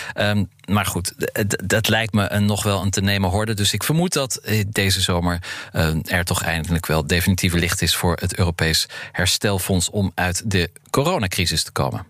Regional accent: Netherlands; we misschien niet eens meedoen als Nederlanders

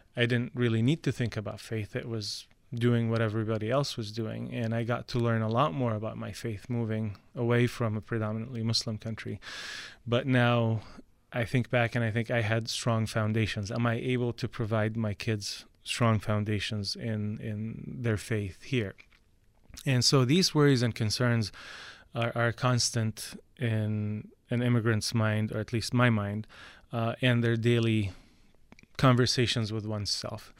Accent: Qatar; also born or lived in Canada; now in United States; all five of us, my two sisters and my two brothers and I, were all born and raised in Qatar.

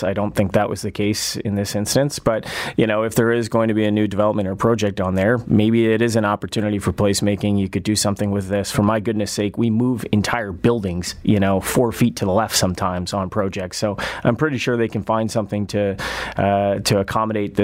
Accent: Hamilton, Ontario, Canada; now in Toronto, Canada; I grew up in Hamilton, adjacent to Dundas, the municipality

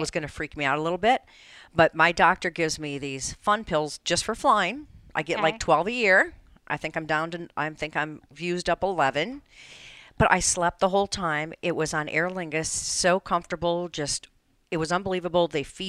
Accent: Windsor, Connecticut, United States; So you're also a graduate of Windsor High School. We were talking about that before the show started, and that's great because that's my hometown.

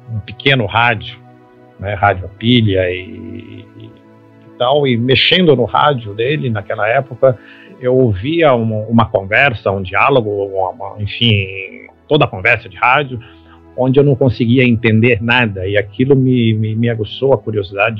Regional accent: Belo, interior of Minas Gerais, Brazil; moved away; eu nasci em Belo lá no interior de Minas Gerais

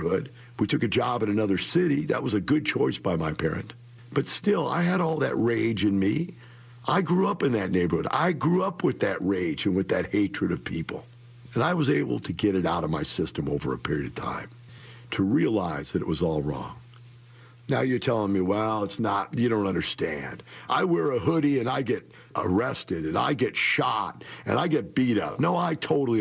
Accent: Florissant, Missouri, United States; moved away; I grew up in Florissant, Missouri. That is one block from Ferguson, Missouri. I grew up in that neighborhood

